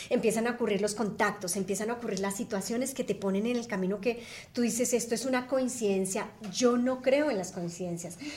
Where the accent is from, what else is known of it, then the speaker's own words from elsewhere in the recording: Colombia; yo soy colombiana